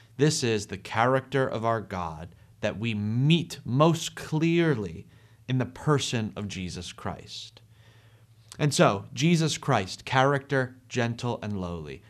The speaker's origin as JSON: {"language": "English", "town": "Ewing", "country": "United States", "tie": "born or raised there", "said": "I grew up in Ewing and our homes were pretty close to each other."}